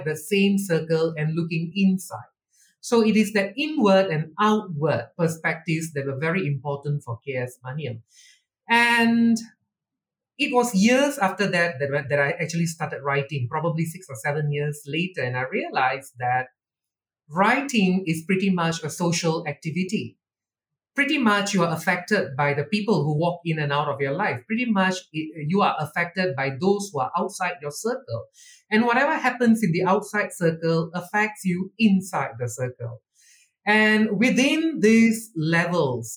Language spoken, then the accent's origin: English; Malaysia; I've never seen myself as Indian or an Indian Malaysian